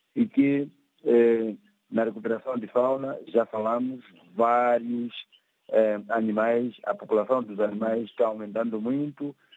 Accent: Gorongosa, Sofala, Mozambique; Sou daqui da Gorongosa

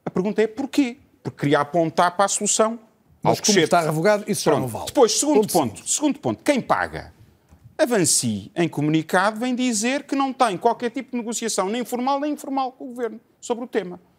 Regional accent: Portugal; Eu vivo em Portugal, eu sou português.

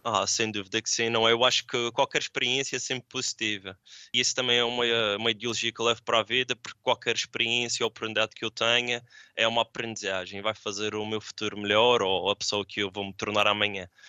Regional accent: Madeira, Portugal; moved away as an adult; also born or lived in Poland; now in Budapest, Hungary; sou da Madeira

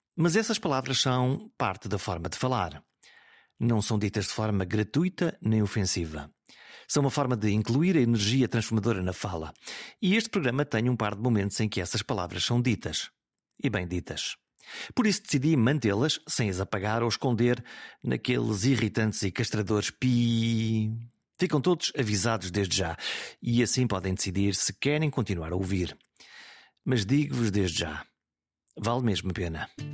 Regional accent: Viana do Castelo, Norte, Portugal; moved away; Hoje estou em Viena do Castelo. É o regresso simbólico a casa, à cidade onde nasci e onde permanece a minha alma de alto minhoto

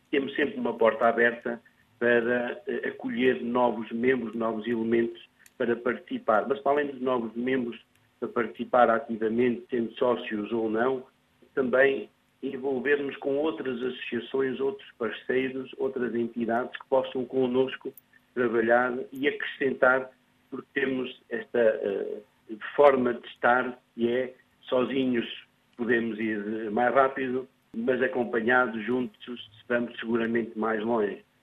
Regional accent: Portugal; also born or lived in France; eu sou lusodescendente, nasci em França e vim para Portugal com 8 anos.

